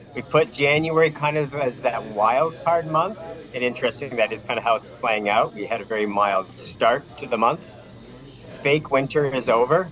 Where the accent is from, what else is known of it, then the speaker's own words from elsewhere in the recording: Vineland, Ontario, Canada; I grew up in Vineland